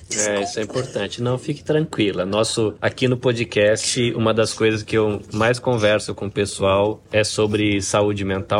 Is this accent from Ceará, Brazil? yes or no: no; near Campinas, interior of São Paulo, Brazil; also born or lived in Salvador, Bahia; now in Japan; Eu morei, cresci no interior de São Paulo, inclusive pé de Campinas. Uhum. Eu sou nascido em Salvador, na Bahia, mas cresci de pé de Campinas